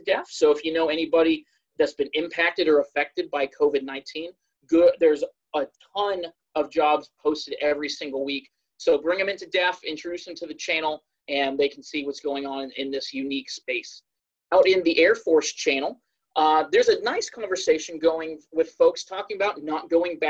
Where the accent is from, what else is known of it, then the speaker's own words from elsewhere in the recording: Dublin, California, United States; moved away as an adult; also born or lived in Jacksonville, Florida; now in Maryland, United States; originally I'm from the California Bay Area, specifically Dublin.